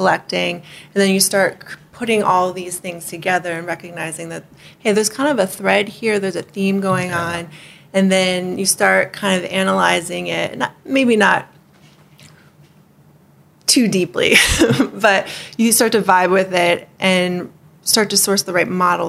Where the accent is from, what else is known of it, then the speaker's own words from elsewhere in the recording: Hawaii, United States; And growing up in Hawaii wasn't necessarily easy because there's a lot of being a haole and all that stuff.